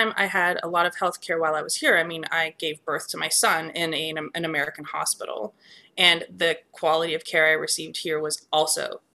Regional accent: Canada; as a Canadian, this goes back to our discussion

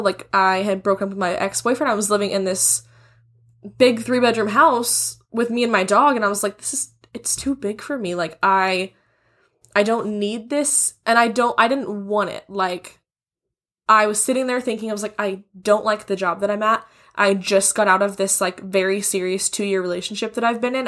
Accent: Wichita, Kansas, United States; now in Texas, United States; we're both from Wichita, Kansas, a very small place in the scheme of things.

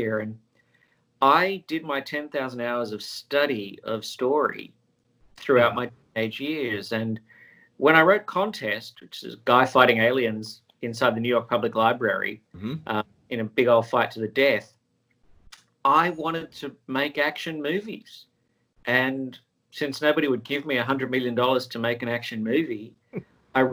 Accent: Sydney, New South Wales, Australia; moved away as an adult; now in Los Angeles, United States; I was born and raised in Sydney, Australia

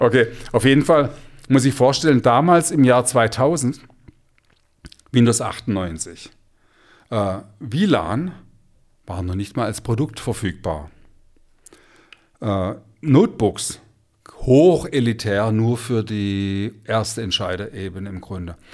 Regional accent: Stuttgart, Baden-Württemberg, Germany; bei uns in Stuttgart

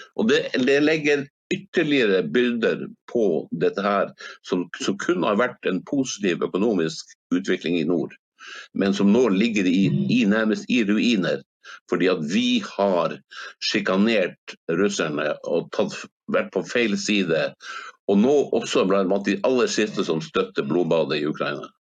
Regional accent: Hammerfest, Finnmark, Norway; now in Spain; min hjemby Hammerfest

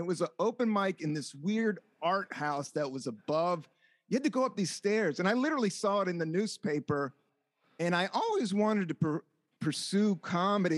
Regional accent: Washington, District of Columbia, United States; moved away as an adult; also born or lived in Buena Vista, Virginia / San Francisco; now in Brooklyn, United States; Originally from Washington, DC. I grew up right on Capitol Hill, and then we moved down south, and then I lived in DC and lived in a small, like, southern town called Buena Vista, Virginia

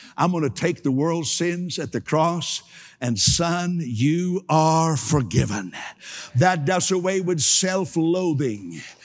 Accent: Canada; I'm, I'm a Canadian

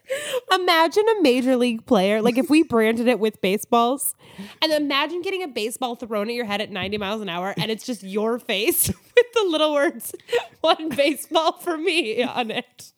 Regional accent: Alaska, United States; I grew up in Alaska

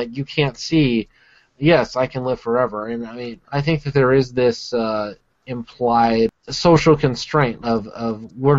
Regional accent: Alabama, United States; I grew up in Alabama

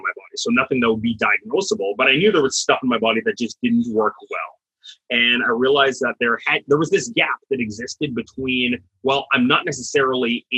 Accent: Canada; moved away as an adult; also born or lived in Dallas, Texas, United States; now in Florida, United States; I'm originally Canadian, did my undergrad there

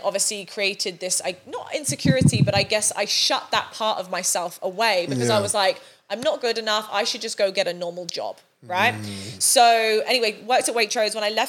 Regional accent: Sunningdale, South East England, United Kingdom; I grew up in a really, really small village called Sunningdale. Really nice area actually, mm-hmm. But still on a council estate.

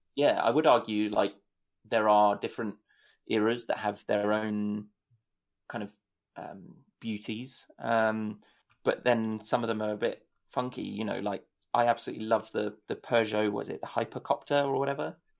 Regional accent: United Kingdom; as a Brit

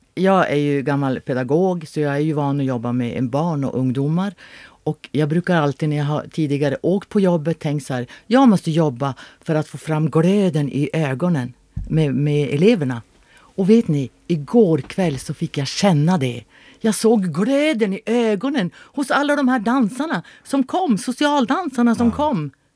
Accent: Luleå, Norrbotten County, Sweden; moved away as an adult; also born or lived in Örebro; jag är född i Luleå och jag har bott i Luleå i många, många, många, många år

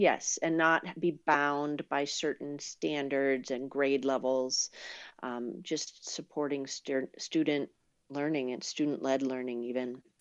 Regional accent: Boston, Massachusetts, United States; moved away as an adult; also born or lived in Vermont / Sacramento area, California; now in California, United States; I grew up in Boston, and then I went to school in Vermont

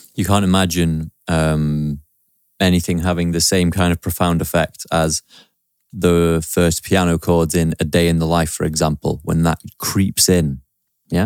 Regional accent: Stockport, North West England, United Kingdom; also born or lived in Manchester; that's my hometown, Stockport. That's where I grew up.

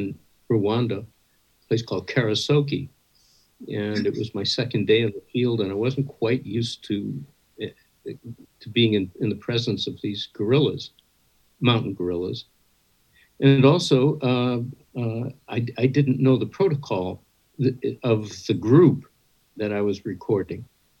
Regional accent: Midwest, United States; I grew up in the American Midwest in a family that was terrified of animals.

